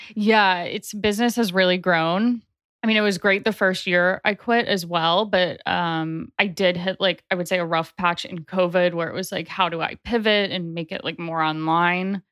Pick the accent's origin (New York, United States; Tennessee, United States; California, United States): Tennessee, United States; Nashville; also born or lived in Chicago, Illinois; I grew up in Nashville, Tennessee. I was born in Chicago